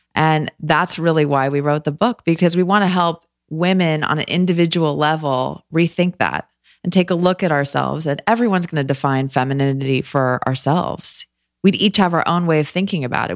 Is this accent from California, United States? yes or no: yes; Los Angeles, California, United States; moved away as an adult; also born or lived in New York / Philadelphia; I grew up